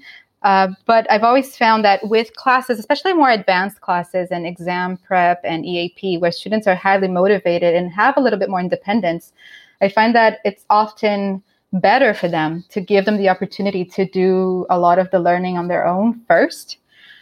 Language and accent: English; Brazil; moved away as an adult; now in Canada; living in Canada now for the last 11 years, but I'm originally from Brazil